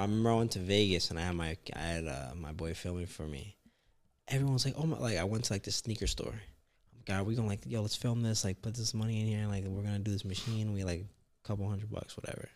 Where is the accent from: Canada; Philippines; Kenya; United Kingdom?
Canada; I'm Canadian